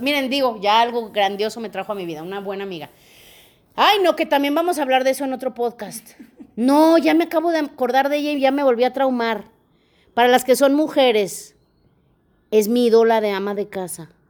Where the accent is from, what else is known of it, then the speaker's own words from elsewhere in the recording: León, Guanajuato, Mexico; also born or lived in Mexico City; yo soy de León